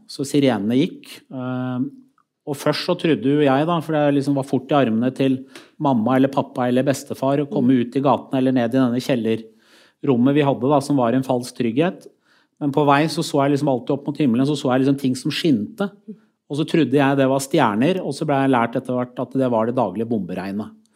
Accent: Skotselv, Buskerud, Norway; gjennom hele oppveksten min i Skotselv

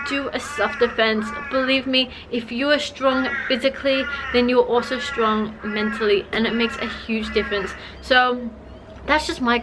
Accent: China; I grew up in China.

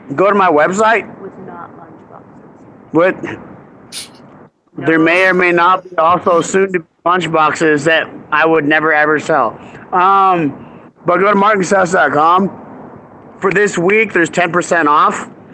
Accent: Utah, United States; So I'm from Utah

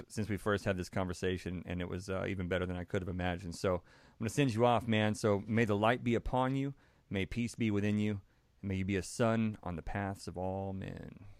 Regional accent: Texas, United States; born and raised in Texas

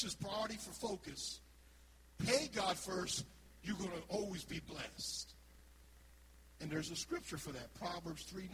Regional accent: Philadelphia, Pennsylvania, United States; moved away; I'm from Philadelphia

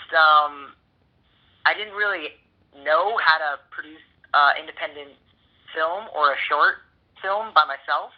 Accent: Boston, Massachusetts, United States; moved away as an adult; now in Los Angeles, United States; I'm from Boston originally.

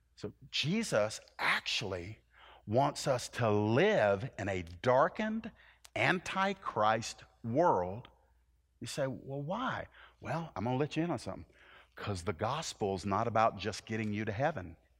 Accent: the American South, United States; a little Southern Irish background guy

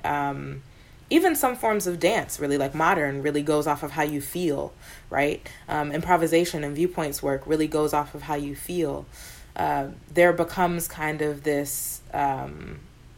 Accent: New York, United States; growing up in New York

